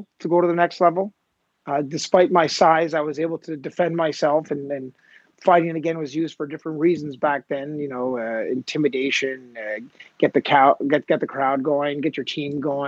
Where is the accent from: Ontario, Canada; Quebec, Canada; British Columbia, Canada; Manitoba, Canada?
Quebec, Canada; Montreal; I grew up in the West Island